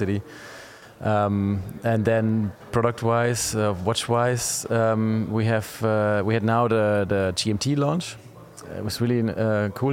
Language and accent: English; Pforzheim, Baden-Württemberg, Germany; English is a second language; the city I'm from Pforzheim